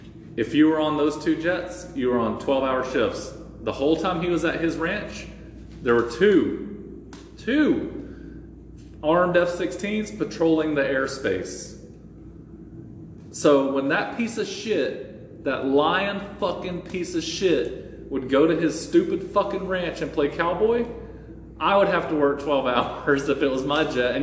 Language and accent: English; New England, United States; I'm going to go back to my ranch and pretend I'm a cowboy even though I'm from New England.